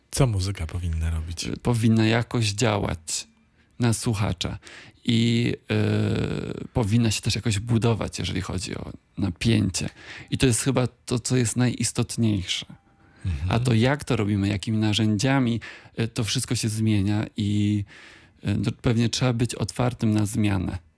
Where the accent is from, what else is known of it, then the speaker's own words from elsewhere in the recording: Wrocław, Lower Silesian Voivodeship, Poland; Tak, no dla mnie Wrocław jest e, jakby pewną oczywistością, bo ja nie, nie opuściłem tego miasta nigdy na stałe.